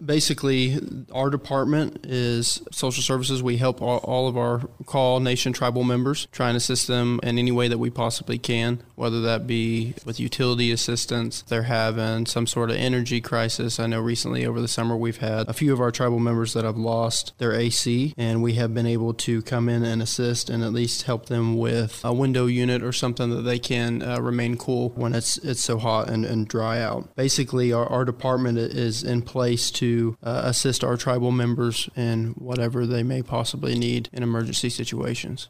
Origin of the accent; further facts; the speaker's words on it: Kay County, Oklahoma, United States; moved away as an adult; also born or lived in Wichita, Kansas; Born and raised in Kay County.